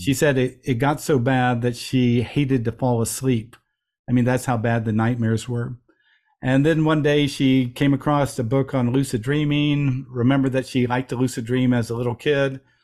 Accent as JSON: {"language": "English", "region": "Midwest", "country": "United States", "tie": "born or raised there", "said": "I'm a young guy growing up in the Midwest, in America"}